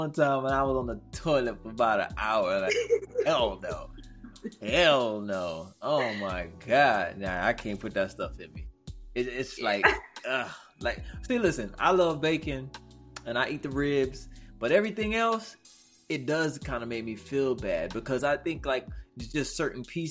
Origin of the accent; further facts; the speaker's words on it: Mississippi, United States; I'm from the South. Mississippi, dirty, deep South.